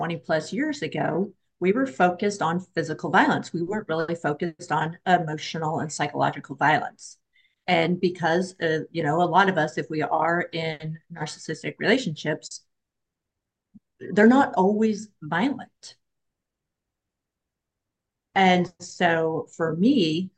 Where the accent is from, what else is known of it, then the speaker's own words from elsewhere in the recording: Oregon, United States; moved away; also born or lived in Florida; so I'm from Oregon. I just moved back recently from Florida